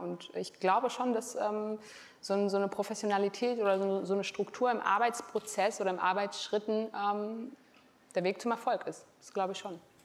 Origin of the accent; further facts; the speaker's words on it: Frankfurt, Hesse, Germany; wenn ich wieder in meiner Homebase bin in Frankfurt